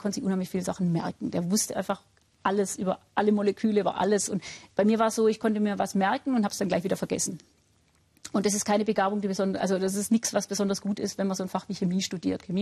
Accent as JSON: {"language": "German", "region": "Baden-Württemberg", "country": "Germany", "said": "Also ich bin ja auch aus Württemberg stammend, kriegt man immer so ein gewissen pietistischen äh, Grundton"}